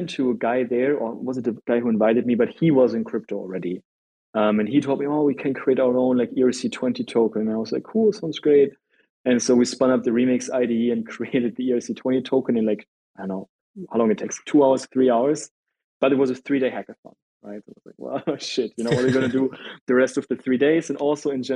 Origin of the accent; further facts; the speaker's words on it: Germany; I'm from Germany